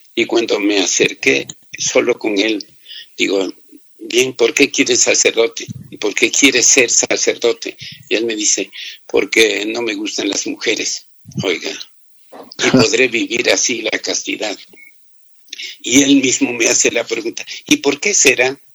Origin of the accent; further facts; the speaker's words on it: Toacaso, Cotopaxi, Ecuador; Yo nací en Toacaso, provincia de Cotopaxi